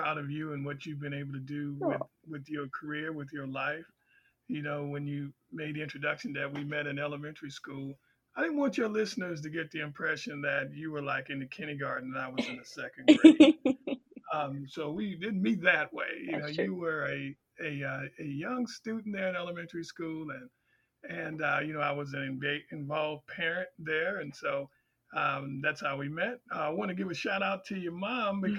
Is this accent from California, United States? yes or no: yes; Los Angeles, California, United States; moved away as an adult; also born or lived in Baton Rouge, Louisiana; now in Kansas City, United States; I grew up in Los Angeles, California